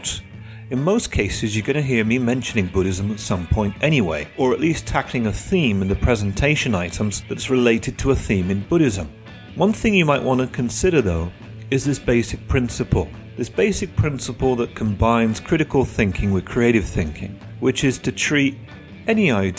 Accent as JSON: {"language": "English", "country": "United Kingdom", "moved": "yes", "said": "my home country of the UK"}